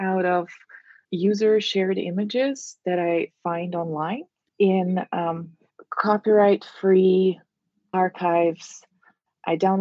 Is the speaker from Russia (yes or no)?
yes; Russia; moved away as an adult; also born or lived in Moscow, Russia; now in Miami, United States; I grew up in Russia